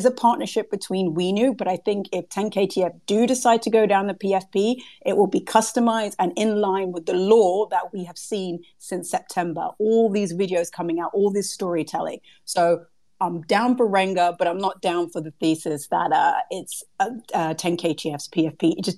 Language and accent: English; United Kingdom; I'm British.